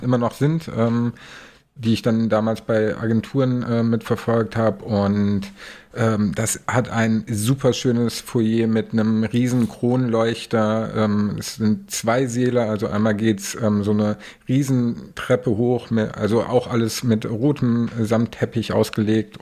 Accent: Kassel, Hesse, Germany; moved away as an adult; now in Hamburg, Germany; in Kassel, also meine Heimat

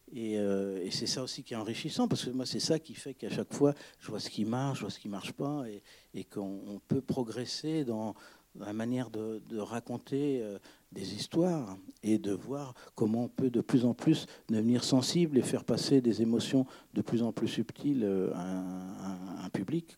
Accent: Breton, Brittany, France; moi je suis breton

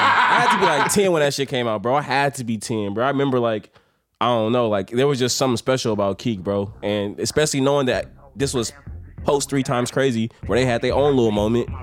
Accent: Oakland, California, United States; I managed 22nd Gym, and we grew up together in Oakland

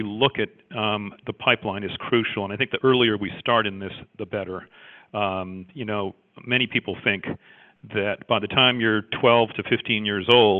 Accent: Canada; also born or lived in Jamaica; I was actually born in Jamaica, as you can tell by my thick Jamaican accent. and I grew up in Canada. I was only in Jamaica for a year

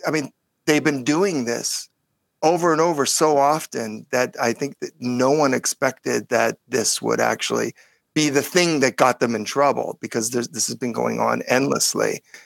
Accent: California, United States; California Jew

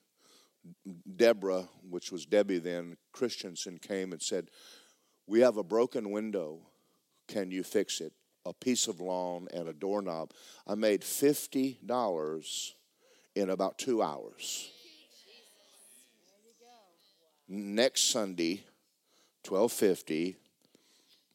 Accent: Georgia, United States; I'm from Georgia

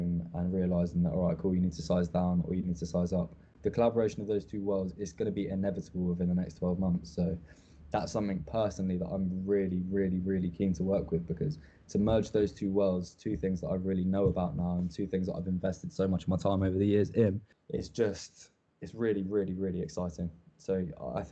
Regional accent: England, United Kingdom; As English people

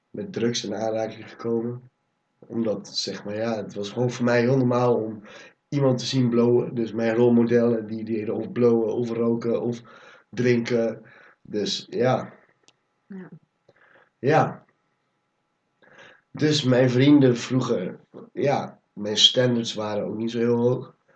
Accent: Nijmegen, Gelderland, Netherlands; also born or lived in Almere / Cuijk; ik ben geboren in Almere. Daar heb ik tot een jaar of vier gewoond. Toen ben ik naar Kuik verhuisd. En daar heb ik een paar maandjes gewoond. Toen zijn we naar Nijmegen gewoond gegaan. Daar heb ik negen jaar gewoond.

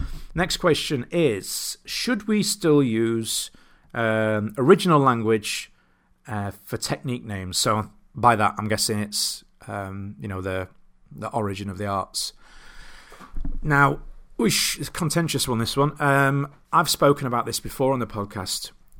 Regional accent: Doncaster, Yorkshire and the Humber, United Kingdom; Because I grew up in a town called Bowlby in Doncaster, which has... I've lost a lot of my accent. It switches on and off, much to my wife's dismay, when I'm around people from where I grew up.

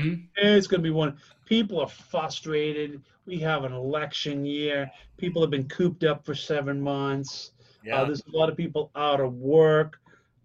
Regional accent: 9 miles north of Boston, Massachusetts, United States; in my hometown that I grew up

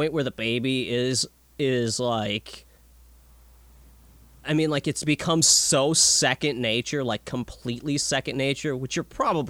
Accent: Minnesota, United States; I'm from Minnesota

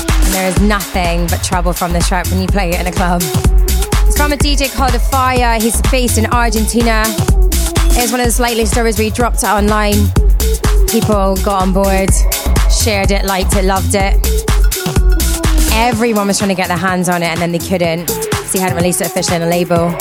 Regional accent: Glasgow, Scotland, United Kingdom; I'm from Glasgow Town, which is in Bonnie, Scotland

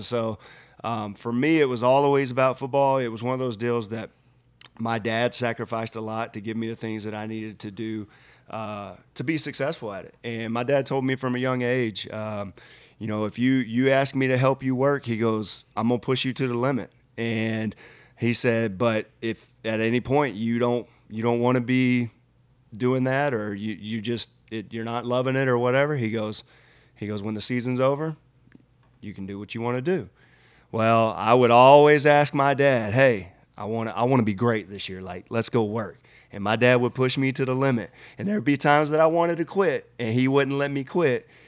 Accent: Splendora, Texas, United States; moved away; I grew up in Splendora, Texas, uh, which is a very small town

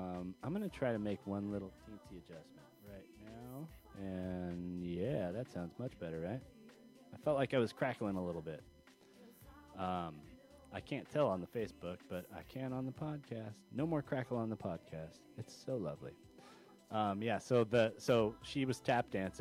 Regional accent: California, United States; I'm a Californian

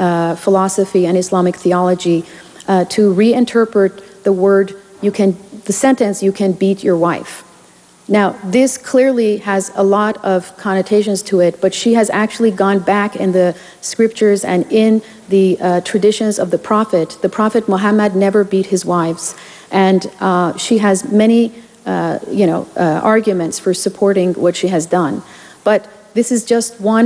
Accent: United States; as an American Muslim

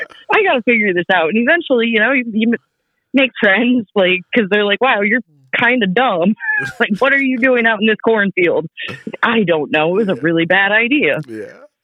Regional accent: South Dakota, United States; also born or lived in Sioux Falls, South Dakota / California; there was one in my hometown when I was a kiddo, just pure South Dakota.

